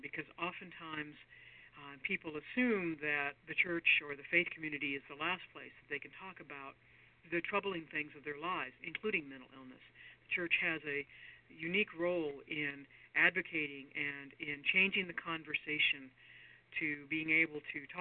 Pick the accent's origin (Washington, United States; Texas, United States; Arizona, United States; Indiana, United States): Arizona, United States; now in Santa Fe, United States; Having grown up in Arizona